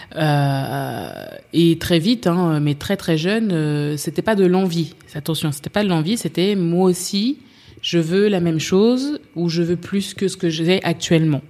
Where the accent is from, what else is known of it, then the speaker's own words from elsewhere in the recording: Paris, Île-de-France, France; j'ai grandi à Paris, dans le 15e arrondissement